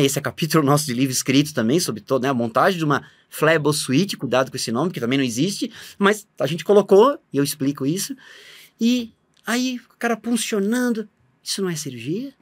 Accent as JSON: {"language": "Portuguese", "town": "Blumenau", "region": "Santa Catarina", "country": "Brazil", "said": "Eu sou de Blumenau, Santa Catarina, fiz a minha faculdade lá, morando com os pais"}